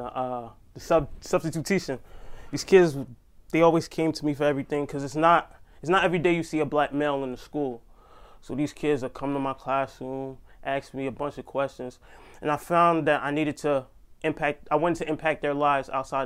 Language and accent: English; Neptune, New Jersey, United States; I'm from the Jersey Shore, Neptune, to be exact.